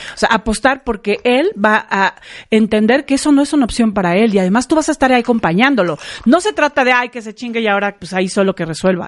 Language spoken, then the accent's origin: Spanish; Mexico; como mexicanos, somos muy así